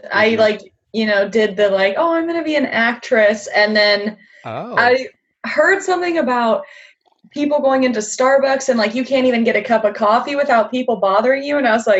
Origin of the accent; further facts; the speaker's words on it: San Diego, California, United States; I am born and raised in San Diego, California.